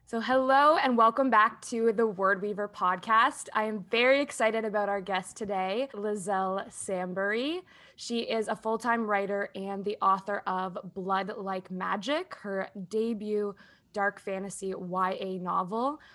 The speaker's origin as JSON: {"language": "English", "country": "Canada", "said": "we're both Canadian"}